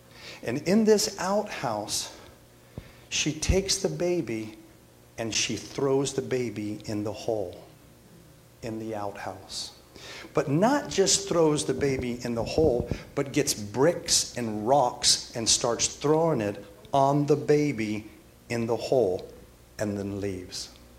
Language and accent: English; California, United States; also born or lived in Florida; I'm from California and Florida as well, kind of growing up, an ex-surfer.